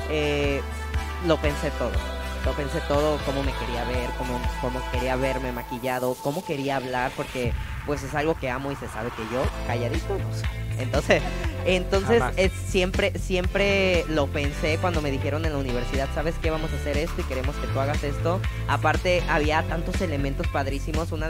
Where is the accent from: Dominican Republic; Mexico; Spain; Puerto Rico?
Mexico; Bahía de Banderas, Nayarit; yo crecí en Bahía de Banderas en un pueblo de, llamado San José, San Juan, Valle de Banderas.